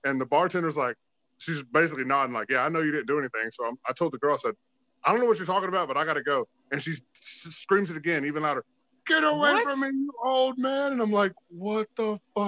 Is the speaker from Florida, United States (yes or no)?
yes; Tampa, Florida, United States